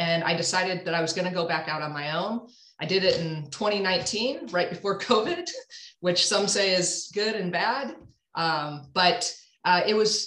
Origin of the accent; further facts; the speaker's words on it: St. Louis, Missouri, United States; also born or lived in Evanston, Illinois; I actually was born and raised in St. Louis. So I'm a Midwest girl at heart